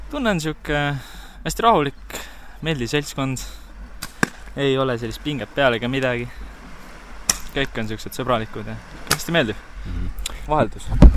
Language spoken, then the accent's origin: Estonian; Saare County, Estonia; ma olen ise saarlane